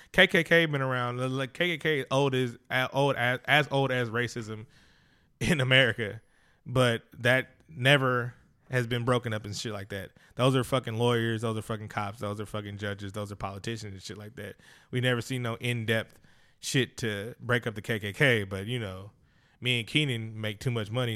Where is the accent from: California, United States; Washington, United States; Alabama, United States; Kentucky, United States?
California, United States; Oakland; I'm from Oakland, California